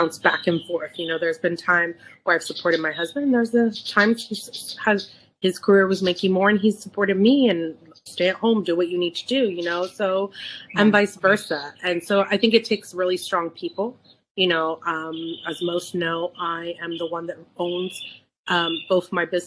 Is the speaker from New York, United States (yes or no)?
no; San Francisco, California, United States; I'm born and raised in San Francisco